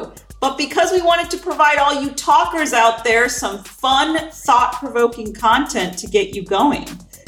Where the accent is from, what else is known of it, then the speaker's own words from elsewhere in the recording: Florida, United States; also born or lived in California; modern Indian mama trying to blend my Eastern roots with the Western world. I was born in California. What up, Cali? And spent most of my life in Florida.